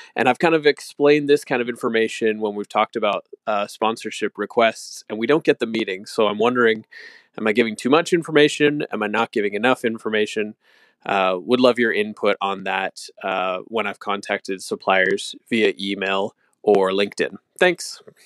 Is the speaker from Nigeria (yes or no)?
no; Canada; we're also Canadian